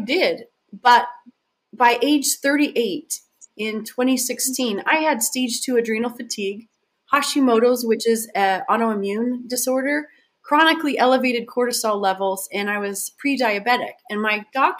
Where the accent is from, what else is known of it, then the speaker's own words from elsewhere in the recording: Southern Utah, United States; moved away as an adult; also born or lived in Hawaii; I was born and raised in Southern Utah